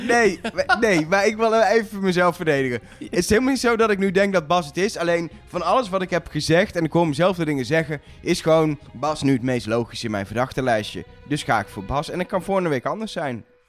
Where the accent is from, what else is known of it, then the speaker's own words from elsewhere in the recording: Netherlands; wij zijn zelf Nederlanders